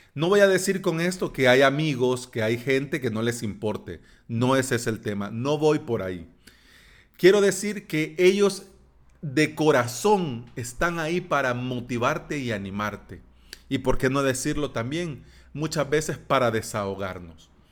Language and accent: Spanish; El Salvador